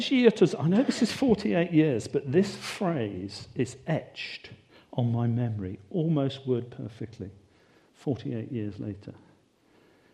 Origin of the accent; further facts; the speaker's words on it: United Kingdom; we're British